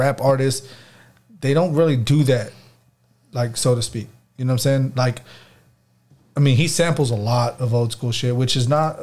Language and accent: English; Texas, United States; I'm from Texas